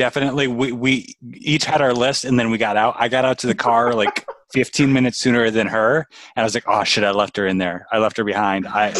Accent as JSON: {"language": "English", "country": "United States", "said": "But we are American."}